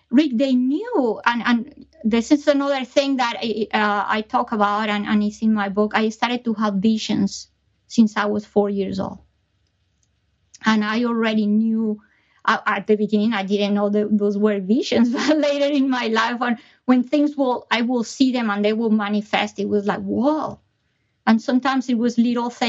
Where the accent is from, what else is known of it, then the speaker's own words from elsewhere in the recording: Colombia; moved away; I was born in Colombia